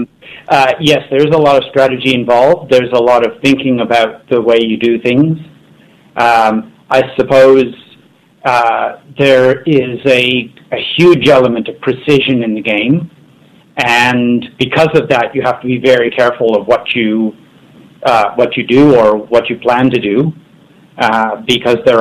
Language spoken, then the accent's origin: English; Winnipeg, Manitoba, Canada; moved away as an adult; now in Melbourne, Australia; you can probably tell by my accent. I grew up in Canada, in the city of Winnipeg, which is a big curling capital over there